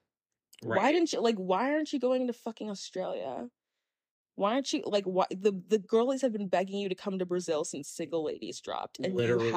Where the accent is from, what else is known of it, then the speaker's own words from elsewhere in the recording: Nigeria; And I'm Nigerian.